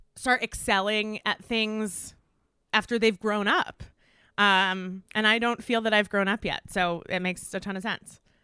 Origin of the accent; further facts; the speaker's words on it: Westchester, New York, United States; moved away as an adult; now in Los Angeles, United States; I grew up in Westchester